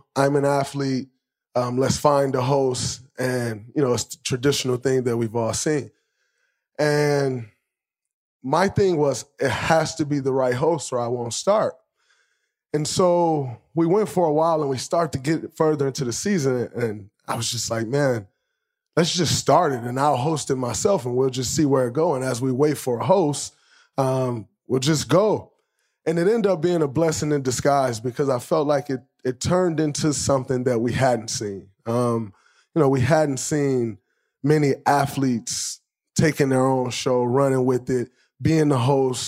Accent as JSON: {"language": "English", "region": "Michigan", "country": "United States", "tie": "born or raised there", "said": "growing up in Michigan"}